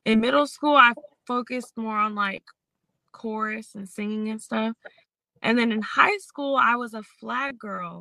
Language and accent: English; Tacoma, Washington, United States; now in North Carolina, United States; I'm from Tacoma, Washington.